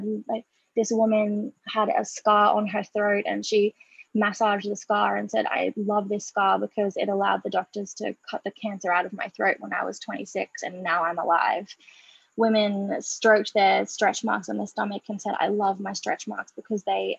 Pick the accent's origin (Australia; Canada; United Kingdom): Australia; I am Australian. I'm a proud Gurindji woman, which is an Australian Indigenous tribe here.